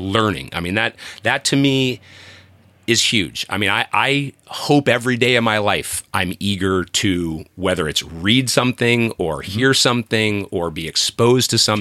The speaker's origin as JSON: {"language": "English", "town": "Columbus", "region": "Ohio", "country": "United States", "tie": "born or raised there", "moved": "as an adult", "lives_now": "California, United States", "said": "I grew up in Ohio"}